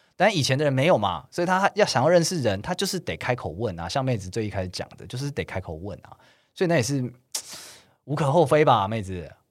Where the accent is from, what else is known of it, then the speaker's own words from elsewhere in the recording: Taiwan; 我们是台湾人